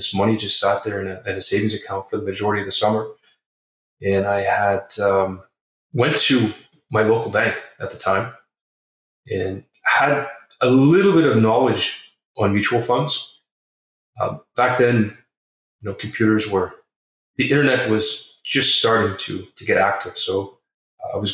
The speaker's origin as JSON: {"language": "English", "town": "Toronto", "region": "Ontario", "country": "Canada", "tie": "born or raised there", "said": "I am born and raised in Toronto, Ontario."}